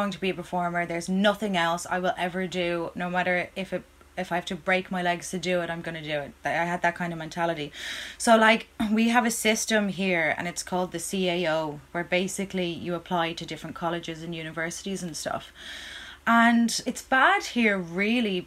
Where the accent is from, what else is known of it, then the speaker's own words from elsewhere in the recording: Ireland; as an Irish person